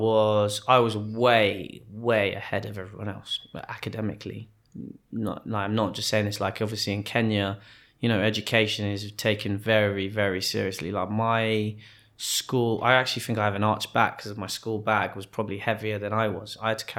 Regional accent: Wimbledon Park, London, United Kingdom; we grew up in Wimbledon Park, and at that time, I think other than Maggie and her family, there's not many black families in the area.

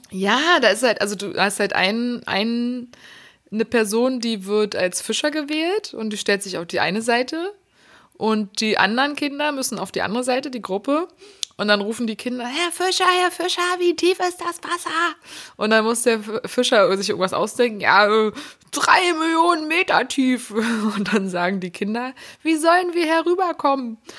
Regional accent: Berlin, Germany; ich bin ja gebürtige Berlinerin.

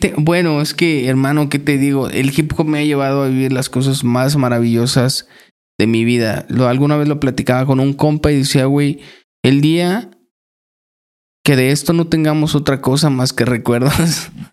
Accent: Chignahuapan, Puebla, Mexico; Estuve trabajando en un bachillerato allá en mi ciudad, en Chignahuapan

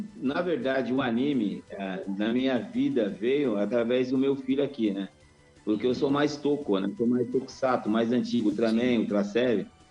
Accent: São Paulo, Brazil; eu sou paulistano

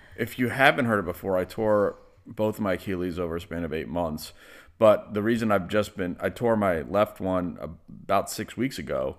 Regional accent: Lexington, Kentucky, United States; I was born in Lexington, Kentucky

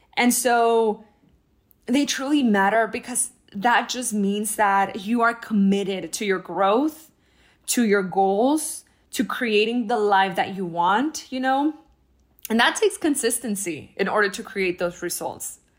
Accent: El Paso, Texas, United States; moved away; I was in my hometown in El Paso, Texas

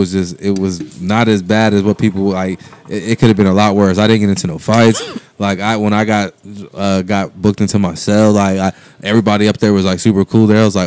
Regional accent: United States; I'm not African, though. I'm American.

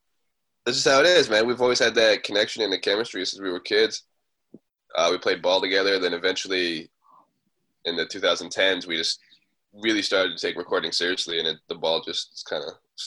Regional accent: Kitimat, British Columbia, Canada; Like, both born and raised in Kitimat, BC, like you said in the beginning, Heisen Nation

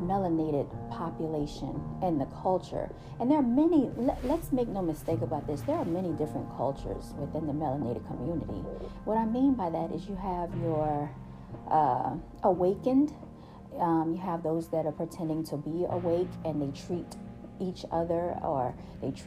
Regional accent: United States; We are the natives, okay, of this land.

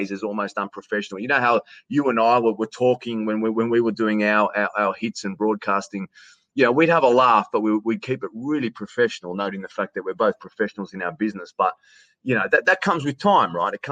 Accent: Queanbeyan, New South Wales, Australia; accent: Australian; in my hometown of Queanbeyan. So Queanbeyan is a, is a, is a little town, 40,000 people that sits just outside uh, the Australian Capital Territory

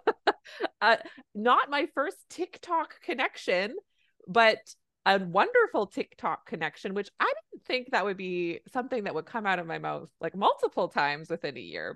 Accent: Canada; I'm a Canadian family physician

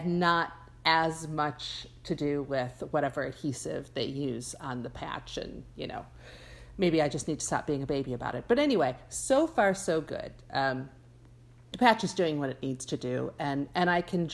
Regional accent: Buffalo, New York, United States; moved away; I grew up in Buffalo

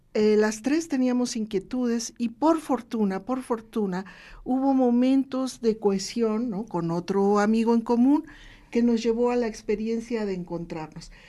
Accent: Veracruz, Mexico; moved away as an adult; now in Puebla, Mexico; Yo soy una veracruzana vecindad aquí desde 1986 que decidí crear mi hogar aquí en Puebla

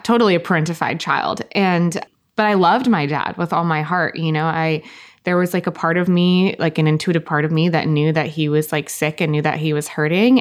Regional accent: Costa Mesa, California, United States; I'm originally from Orange County, Costa Mesa, California.

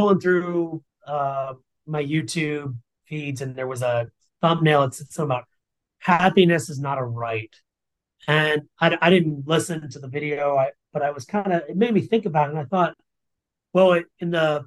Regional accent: Jacksonville, Florida, United States; that's close to my hometown in Jacksonville

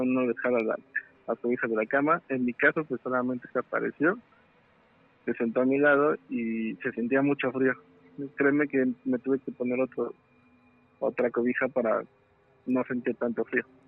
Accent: State of Mexico, Mexico; yo soy del Estado de México

